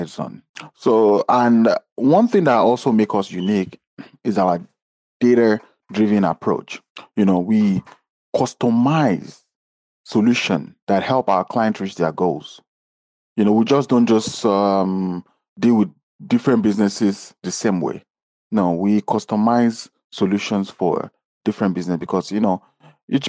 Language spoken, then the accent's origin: English; Nigeria; now in New York City, United States; I am originally Nigerian